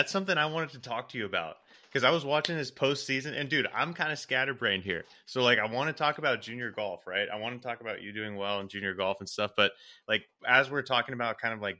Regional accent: Portland, Oregon, United States; I grew up in the Northwest in Portland, Oregon

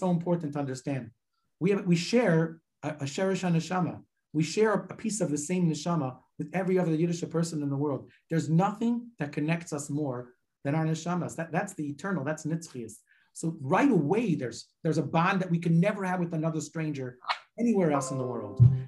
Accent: Cleveland, Ohio, United States; moved away; I'm from Cleveland originally

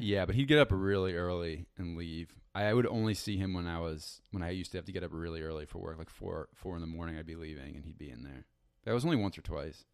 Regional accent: around New York City, United States; now in New York City, United States; I grew up around New York City

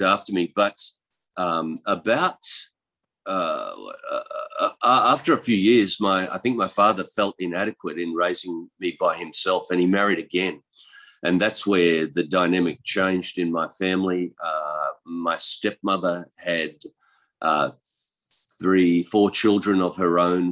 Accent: east coast of Australia, Australia; moved away as an adult; now in Chiang Mai, Thailand; I'm from Australia, and I was born in the country. On the east coast of Australia

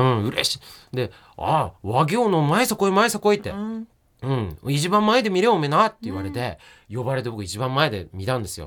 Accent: Yokote, Akita, Japan; accent: Akita dialect; moved away; 私は村出身でしたから横手市三内なんで

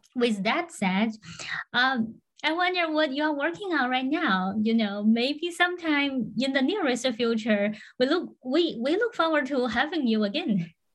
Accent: Florida, United States; I'm from Florida

